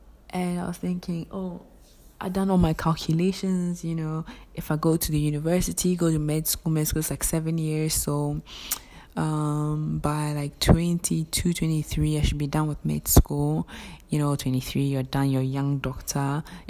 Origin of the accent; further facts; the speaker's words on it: Ghana; English is a second language; So I pushed, I came to Ghana. Before you enter the university, I'm a Ghanaian, though I have a foreign background.